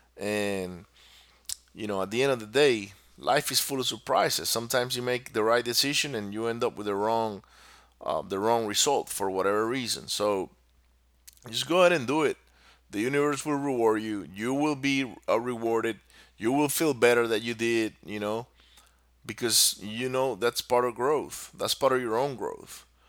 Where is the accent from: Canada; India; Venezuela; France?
Venezuela; moved away; also born or lived in Singapore; I grew up in Venezuela